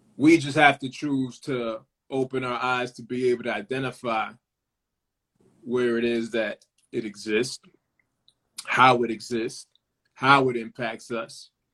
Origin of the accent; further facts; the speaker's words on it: Lawrence, Massachusetts, United States; I'm from Lawrence, Massachusetts, uh, and Lawrence has a particular identity